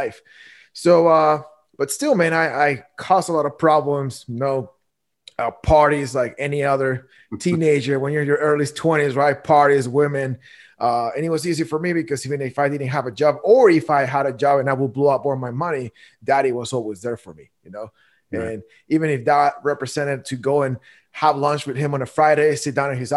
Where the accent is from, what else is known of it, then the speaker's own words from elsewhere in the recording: Guatemala; moved away as an adult; now in United States; I was born and raised in Guatemala.